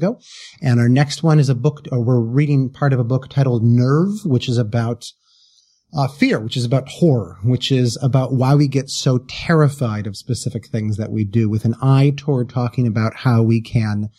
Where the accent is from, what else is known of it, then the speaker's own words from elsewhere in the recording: Wisconsin, United States; I come from the Midwest. I come from Wisconsin.